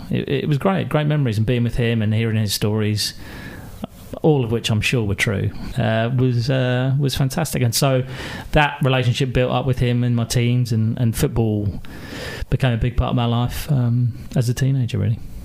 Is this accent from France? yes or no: no; Maidenhead, South East England, United Kingdom; also born or lived in Glasgow; I grew up uh, just outside uh, London, west of London, in uh, Royal Berkshire, in Maidenhead